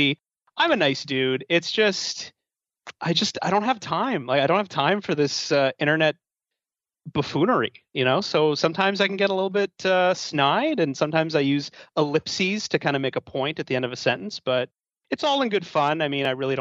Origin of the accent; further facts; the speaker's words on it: Canada; I'm from Canada